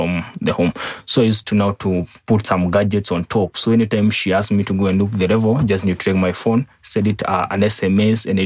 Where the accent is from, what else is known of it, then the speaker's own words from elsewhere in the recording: Nyeri, Nyeri County, Kenya; I was born in Nyeri, lived in Nyeri, in a Tutu location, Karai sub-location